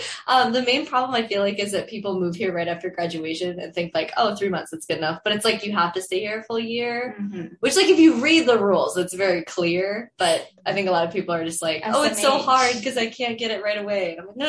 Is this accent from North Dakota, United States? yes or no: yes; North Dakota, United States; moved away as an adult; now in Arizona, United States; Well, I'm from North Dakota.